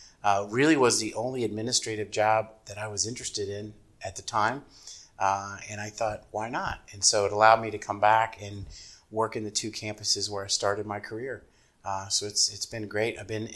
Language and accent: English; Kentucky, United States; moved away as an adult; now in Ohio, United States; Yeah, so I came to Ohio. I'm originally from Kentucky. I came to Ohio in 1991 to get my doctorate here at Kent State University.